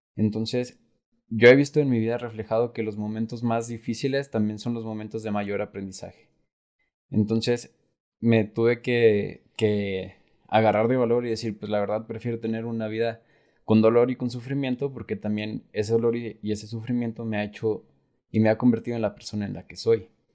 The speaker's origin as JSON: {"language": "Spanish", "country": "Mexico", "said": "somos muchos mexicanos"}